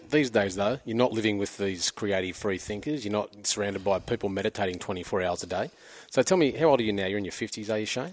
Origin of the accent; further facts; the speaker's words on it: Avoca Beach, New South Wales, Australia; I grew up in Avoca down the central coast